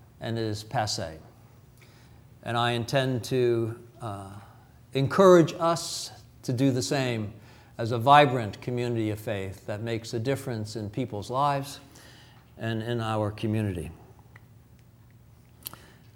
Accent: New York, United States; moved away; I'm from New York.

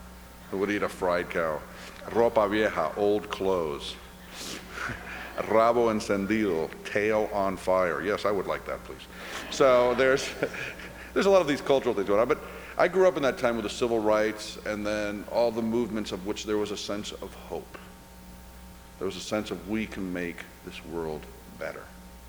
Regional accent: Cuba; now in United States; Being Cuban and being Irish, both of those cultures, we're storytellers. You grow up hearing stories. I was born in the United States by accident. My mother was visiting. We went right back to Cuba.

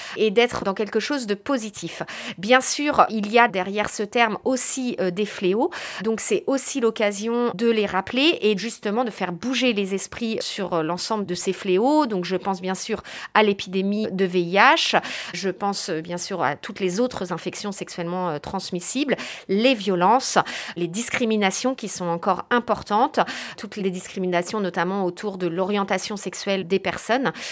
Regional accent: France; chez nous en France

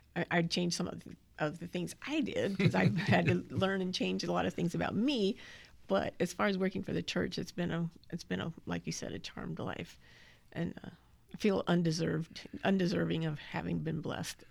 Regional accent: Southern California, United States; also born or lived in Big Sandy, Texas; I grew up in Southern California

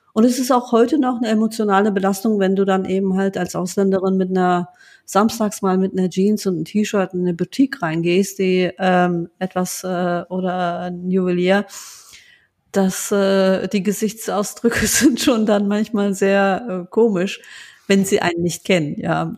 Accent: Rheinberg, North Rhine-Westphalia, Germany; also born or lived in Duisburg; ich bin in Duisburg geboren ähm, als ich ähm, ähm, acht Jahre alt war, ähm, ähm, hatte mein Vater einen, einen Unfall, wurde querschnittsgelähmt und wir sind dann aus Duisburg weggezogen in einen kleines, kleinen Ort namens Rheinberg, ähm, wo fast jeder jeden kennt ähm, äh, und bin dort ähm, aufgewachsen

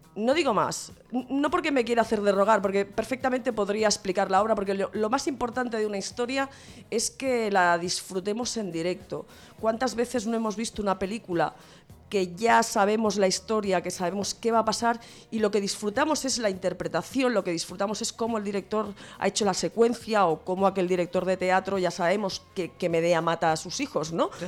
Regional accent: Santa Coloma de Gramenet, Catalonia, Spain; en mi pueblo, en Santa Coloma de Grabanet

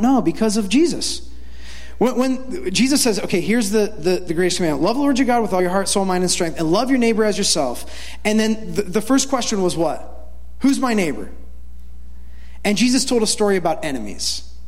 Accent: Ohio, United States; when I was a kid, I grew up in Ohio

